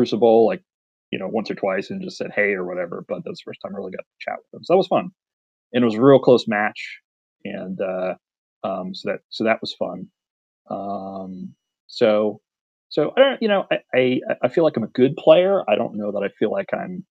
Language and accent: English; Philadelphia, Pennsylvania, United States; I'm from the Philadelphia area